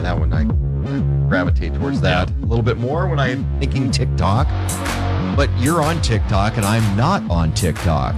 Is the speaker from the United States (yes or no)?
yes; Grand Forks, North Dakota, United States; also born or lived in Portland; one of the things I used to do growing up in Grand Forks